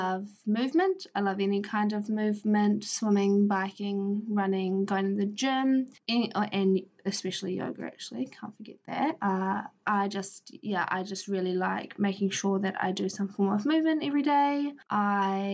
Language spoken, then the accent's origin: English; Palmerston North, Manawatū-Whanganui, New Zealand; now in Feilding, New Zealand; I grew up in Palmerston North, in the Manawatu, New Zealand